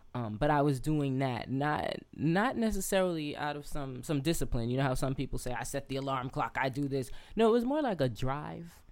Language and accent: English; New York City, New York, United States; moved away as an adult; also born or lived in Lefrak City / Alabama / Atlanta / California; I'm born and raised in Queens.